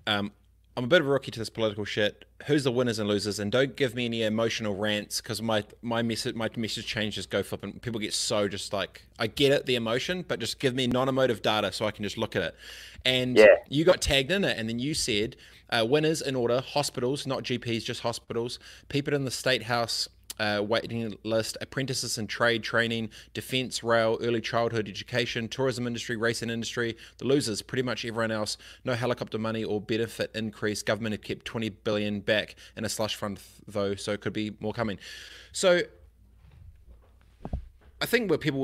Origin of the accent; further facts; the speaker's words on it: Christchurch, Canterbury, New Zealand; also born or lived in East Coast, Gisborne; I grew up in Aranui, Christchurch.